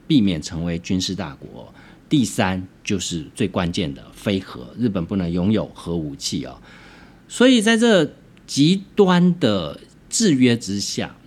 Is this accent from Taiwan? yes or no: yes; Taiwan; 我们身为一个台湾人